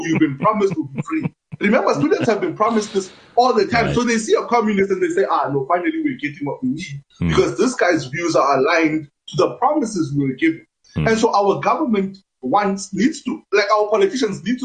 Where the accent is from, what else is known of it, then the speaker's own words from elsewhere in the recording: Free State, South Africa; I come from the Free State